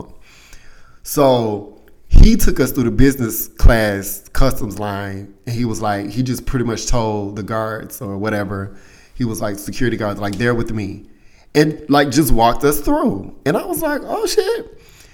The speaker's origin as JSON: {"language": "English", "country": "United States", "said": "we're from the States"}